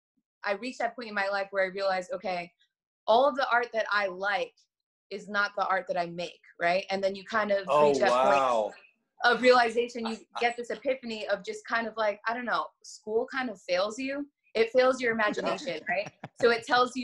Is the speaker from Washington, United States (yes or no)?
no; New York City, New York, United States; moved away as an adult; now in Los Angeles, United States; I'm originally from Staten Island, New York.